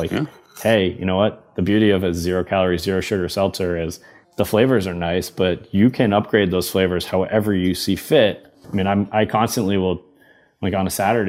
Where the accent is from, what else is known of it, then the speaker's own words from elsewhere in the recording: Boston, Massachusetts, United States; growing up in Massachusetts